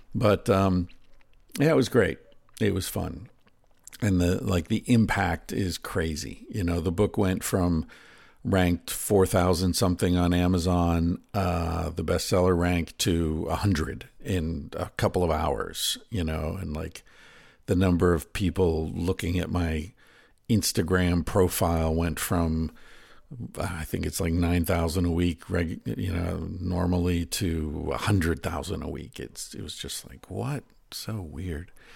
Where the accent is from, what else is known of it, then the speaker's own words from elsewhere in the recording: United States; I'm American